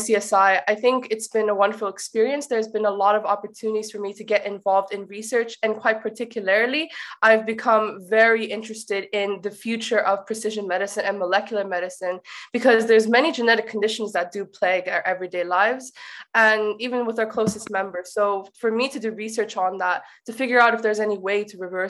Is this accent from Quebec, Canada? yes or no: no; Abbotsford, British Columbia, Canada; first language English; moved away as an adult; also born or lived in Ireland; I actually was born and raised in Abbotsford, Canada